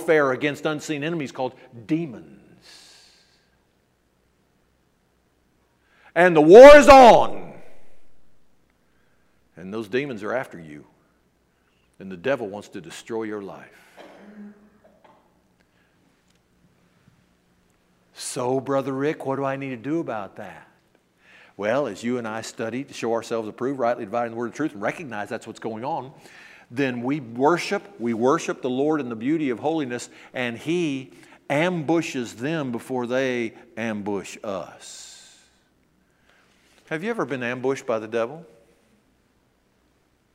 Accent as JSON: {"language": "English", "town": "Memphis", "region": "Tennessee", "country": "United States", "tie": "born or raised there", "said": "I was brought up in the South"}